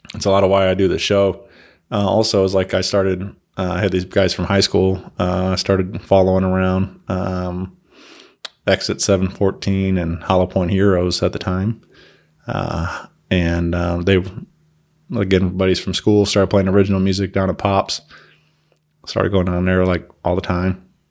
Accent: Wentzville, Missouri, United States; my hometown, you know, in Wentzville

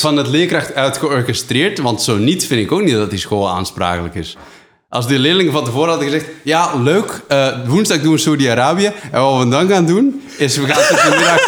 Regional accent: Netherlands; also born or lived in Flanders; now in Belgium; als Nederlander in Vlaanderen

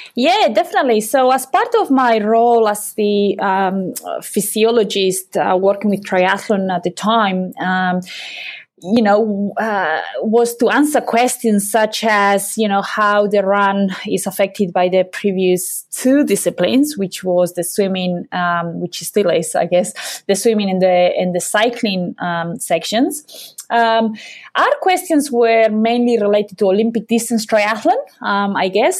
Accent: Basque Country, Spain; moved away as an adult; also born or lived in Cheltenham, United Kingdom / Loughborough, United Kingdom; I'm from the Basque country, uh, in Europe

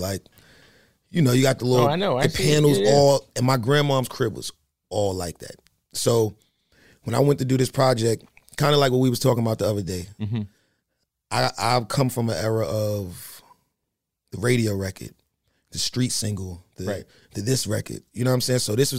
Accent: New York City, New York, United States; It's like, I grew up in New York City, in mm-hmm. Washington Heights.

